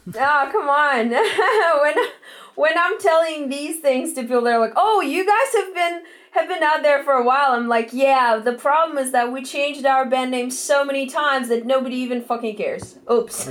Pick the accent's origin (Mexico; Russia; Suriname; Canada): Russia; Moscow; moved away as an adult; now in Los Angeles, United States; we're originally from Russia, Moscow. Um, we took a one way ticket to Los Angeles four years ago